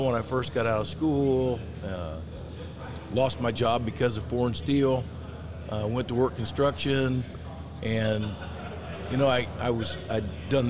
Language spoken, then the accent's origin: English; about 20 miles from Peoria, central Illinois, United States; also born or lived in Canton, Illinois; I spent 12 years in my hometown on the volunteer fire department.